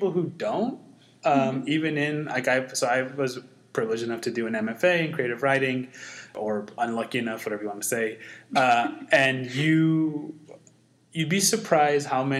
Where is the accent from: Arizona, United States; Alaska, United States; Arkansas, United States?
Arizona, United States; Mesa; also born or lived in South America; I was born and raised in Mesa, Washington, Escobedo neighborhood.